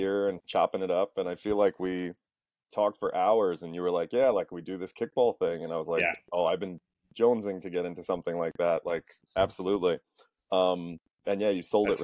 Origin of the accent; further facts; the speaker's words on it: Valley Stream, New York, United States; also born or lived in Albany, New York; I was born and raised in Valley Stream. I've lived in Valley Stream sort of on and off my whole life.